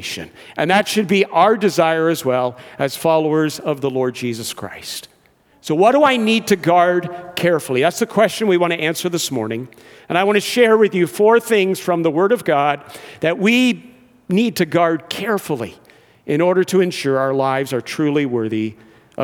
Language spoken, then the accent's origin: English; Georgetown, Ontario, Canada; also born or lived in England / Brampton; I grew up in Georgetown, where my dad still resides.